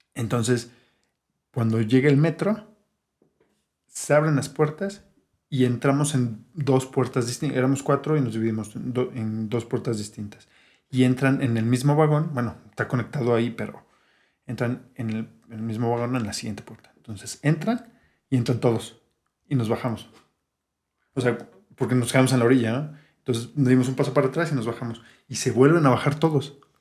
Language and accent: Spanish; Mexico City, Mexico; Siendo chilangos